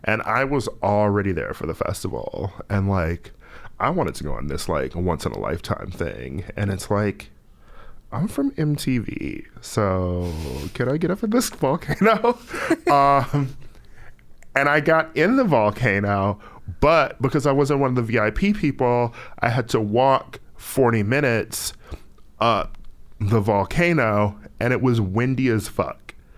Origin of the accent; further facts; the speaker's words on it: United States; as an American, specifically as an American of color